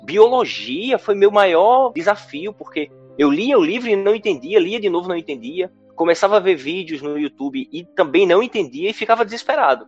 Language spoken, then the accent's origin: Portuguese; interior of Pernambuco, Brazil; Eu sou do interior de Pernambuco, de uma cidade com pouco mais de 7 mil habitantes e de escola pública municipal